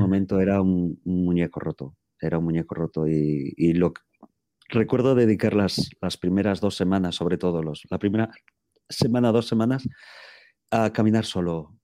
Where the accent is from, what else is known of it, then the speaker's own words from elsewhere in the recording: A Coruña, Galicia, Spain; moved away as an adult; soy gallego de La Coruña